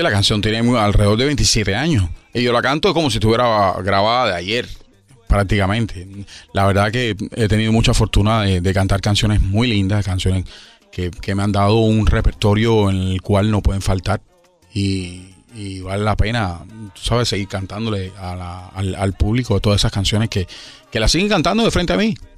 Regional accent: Havana, Cuba; Yo soy cubano, nací en La Habana

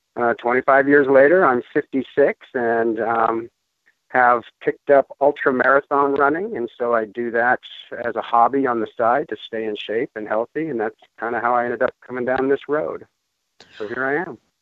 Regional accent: Denver, Colorado, United States; moved away as an adult; also born or lived in Gulf of Mexico; I am originally from Denver, Colorado, uh, born and raised there

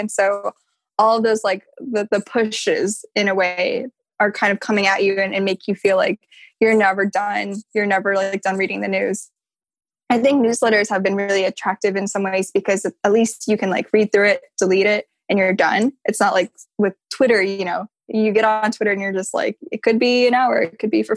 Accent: Midwest, United States; moved away as an adult; also born or lived in Washington, D.C.; coming from that background where like English wasn't my first language, or it wasn't my only first language. And also just sort of, you know, coming from the Midwest

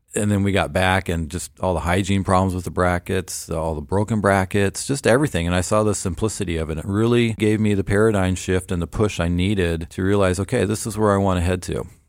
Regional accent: Portland, Oregon, United States; also born or lived in Memphis, Tennessee; grew up in Portland, Oregon, uh, just a little suburb outside of Portland

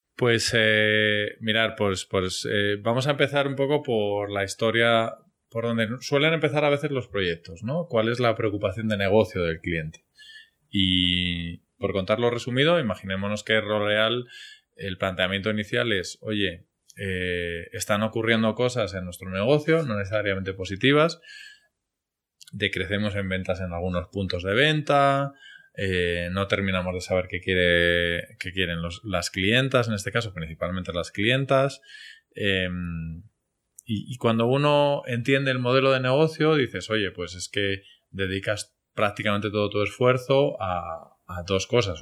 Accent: Spain; moved away as an adult; also born or lived in Medellín, Colombia; now in Colombia; como decimos españoles

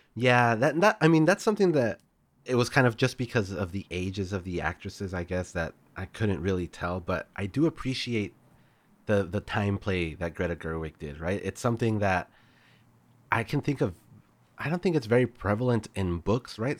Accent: El Paso, Texas, United States; El Paso was where I grew up

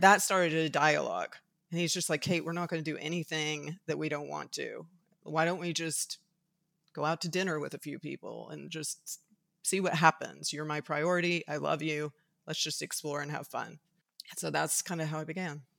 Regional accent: Tuscaloosa, Alabama, United States; moved away; I was raised for certain reasons in Tuscaloosa, Alabama. So I was raised in the Deep South

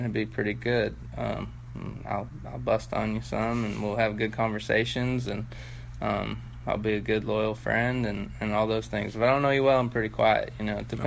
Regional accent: Washington, District of Columbia, United States; moved away; also born or lived in Cleveland, Ohio; I grew up playing basketball in Washington D.C.

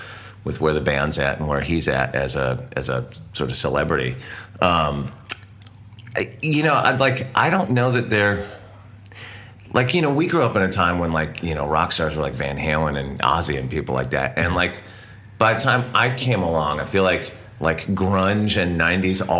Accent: Santa Barbara, California, United States; where we grew up in California

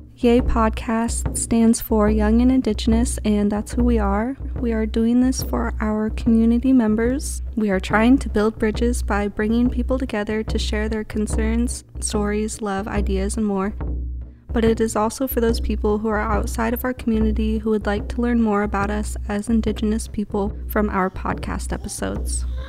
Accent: Lummi Reservation, Washington, United States; I'm from the Lummi Reservation.

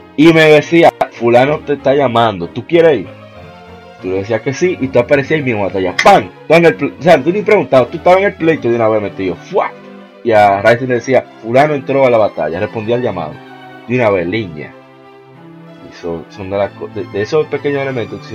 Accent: Dominican Republic; de aquí, de República Dominicana

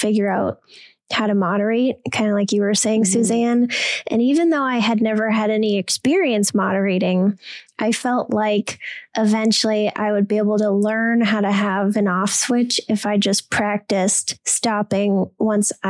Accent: Wisconsin, United States; I'm from Wisconsin

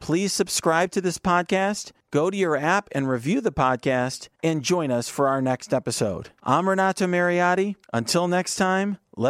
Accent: United States; as an American

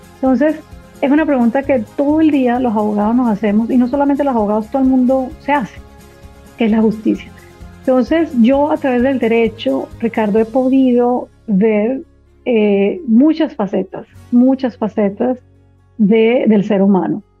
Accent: Barranquilla, Atlántico, Colombia; moved away as an adult; now in Washington, United States; Soy barranquillera, nací, crecí eh, en Barranquilla, mis padres ambos barranquilleros.

